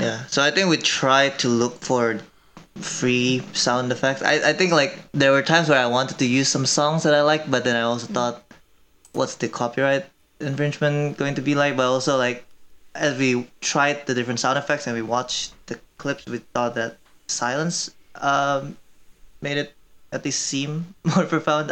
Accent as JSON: {"language": "English", "country": "Indonesia", "tie": "born or raised there", "also_born_or_lived": "Korea", "moved": "as an adult", "lives_now": "Madison, United States", "said": "I am Korean, but I grew up in Indonesia from since I was five years old"}